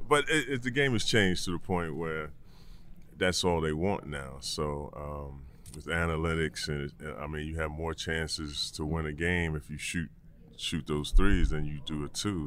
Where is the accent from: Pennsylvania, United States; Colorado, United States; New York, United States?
New York, United States; I'm a New Yorker